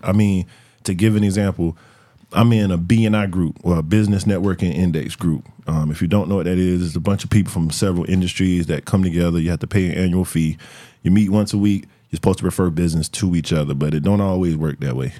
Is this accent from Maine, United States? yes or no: no; Florence, South Carolina, United States; I'm from Florence, my people from Darlington, my people from Florence.